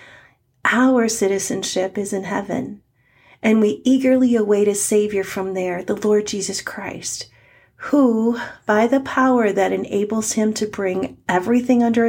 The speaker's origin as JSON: {"language": "English", "country": "United States", "said": "I am in America as an American"}